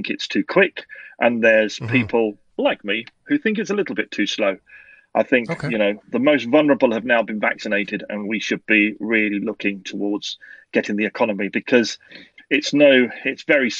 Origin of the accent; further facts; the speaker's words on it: London, United Kingdom; now in Scotland, United Kingdom; I'm actually from London and now living in Scotland.